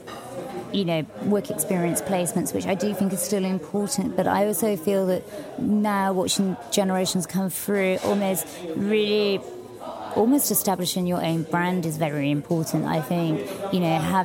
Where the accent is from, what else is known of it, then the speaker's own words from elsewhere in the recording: London, United Kingdom; growing up in London